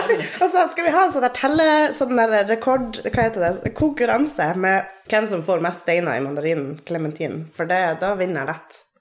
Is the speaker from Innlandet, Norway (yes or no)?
no; Troms og Finnmark, Norway; moved away as an adult; now in Tromsø, Norway; Jeg er fra Finnmark. Bor i Tromsø på mitt sy sydnordlige åttende år.